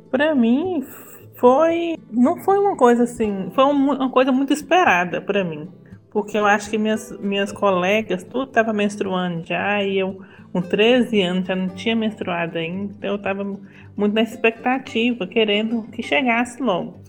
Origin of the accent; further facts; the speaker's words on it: Brasília de Minas, Minas Gerais, Brazil; Eu sou mineira, nasci aqui nessa cidade de Minas e sempre morei aqui.